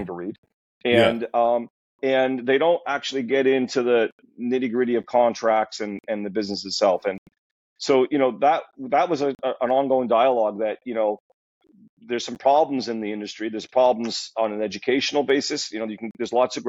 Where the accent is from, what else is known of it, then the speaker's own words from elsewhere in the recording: Montreal, Quebec, Canada; moved away; I grew up in Montreal